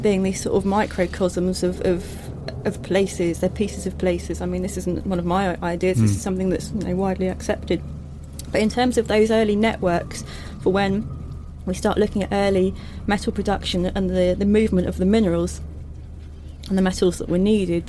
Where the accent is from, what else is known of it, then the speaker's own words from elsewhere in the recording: Norfolk, East of England, United Kingdom; I grew up in Norfolk